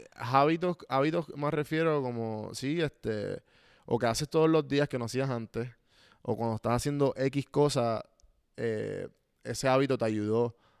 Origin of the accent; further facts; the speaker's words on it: Puerto Rico; moved away as an adult; now in Atlanta, United States; obviamente me crié en Puerto Rico. En Puerto Rico todos somos boricuas